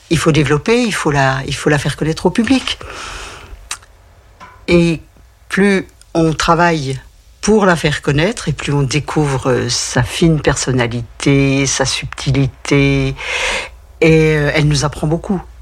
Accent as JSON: {"language": "French", "town": "Besançon", "region": "Bourgogne-Franche-Comté", "country": "France", "tie": "born or raised there", "said": "Mais Besançon, c'est ma ville, donc j'y ai passé beaucoup de temps, ma ville natale."}